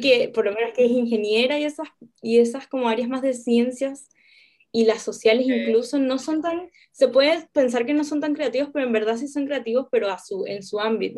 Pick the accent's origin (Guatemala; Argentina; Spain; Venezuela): Venezuela; now in Chile; soy venezolana, vivo en Chile